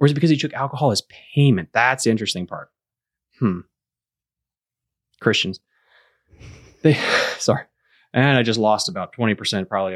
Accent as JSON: {"language": "English", "area": "Loudoun County, D.C. area", "region": "Virginia", "country": "United States", "said": "we're actually from the Loudoun County, D.C. kind of area"}